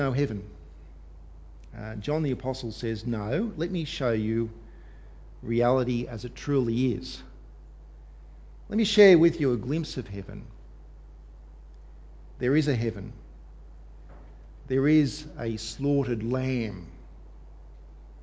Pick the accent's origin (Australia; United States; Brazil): Australia; us as Australian Christians